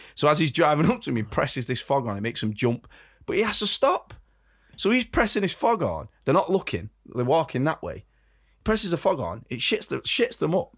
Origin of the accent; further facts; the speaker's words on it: England, United Kingdom; as Brits, as, as English people